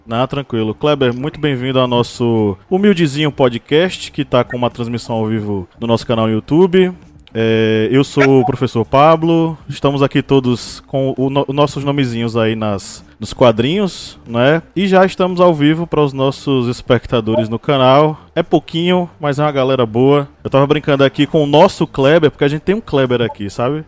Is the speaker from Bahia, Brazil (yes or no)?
yes; Uauá, Bahia, Brazil; minha cidade natal, Uauá, incrustada no norte da, no norte da Bahia